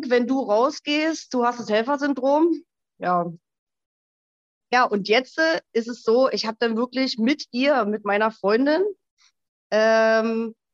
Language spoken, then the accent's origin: German; Berlin, Germany; now in Switzerland; ähm, 42 Jahre alt. Ich wohne in der Schweiz, ursprünglich aus Berlin